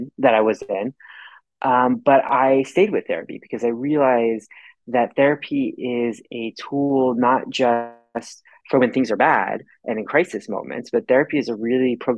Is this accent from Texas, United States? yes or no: yes; Texas, United States; I grew up in Texas